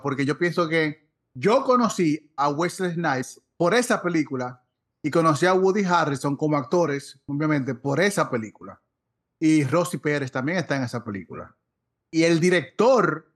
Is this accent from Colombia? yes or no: no; Dominican Republic; nosotros como dominicanos tenemos mucho de béisbol